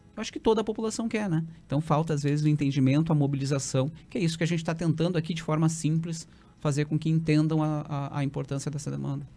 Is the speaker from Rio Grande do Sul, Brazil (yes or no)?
yes; Santa Maria, Rio Grande do Sul, Brazil; eu que fui criado em Santa Maria